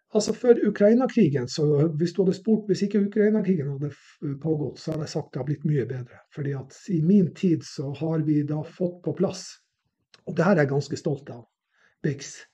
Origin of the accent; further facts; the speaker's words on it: Narvik, Nordland, Norway; jeg vokste opp i Narvik, som var plass under krigen